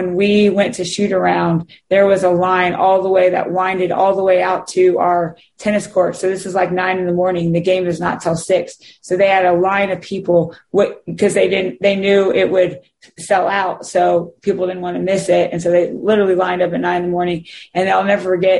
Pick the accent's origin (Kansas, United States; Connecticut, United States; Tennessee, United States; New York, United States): Kansas, United States; growing up in Kansas and playing there